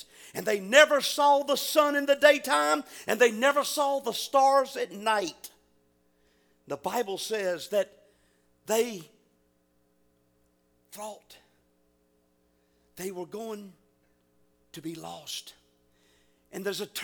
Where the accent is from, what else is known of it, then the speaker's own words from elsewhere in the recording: Virginia, United States; moved away; I was raised in Virginia